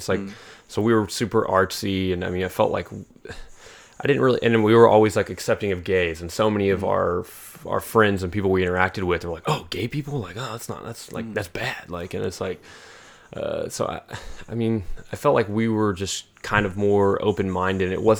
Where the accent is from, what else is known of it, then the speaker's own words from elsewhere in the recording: Oklahoma City, Oklahoma, United States; I'm 28 years old. I'm born and raised in Oklahoma City.